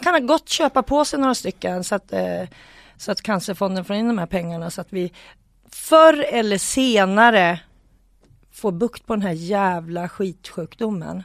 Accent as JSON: {"language": "Swedish", "country": "Sweden", "said": "vi var fem från Sverige"}